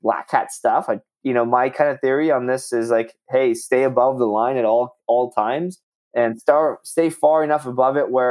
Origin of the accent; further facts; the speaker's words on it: Southern California, United States; moved away as an adult; also born or lived in Bay Area, California; now in Austin, United States; I'm from Southern California. Well, and then lived in the Bay Area for a bit